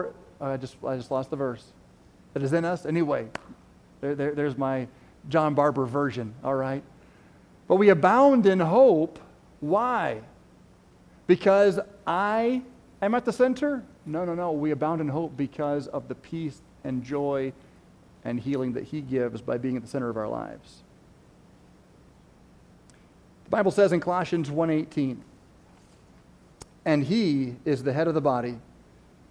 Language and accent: English; United States; we live in America, we're American Christians